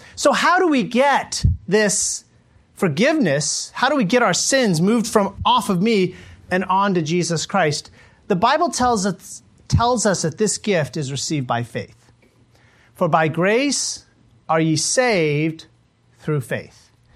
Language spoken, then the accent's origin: English; United States; moved away as an adult; also born or lived in Mongolia; I'm an American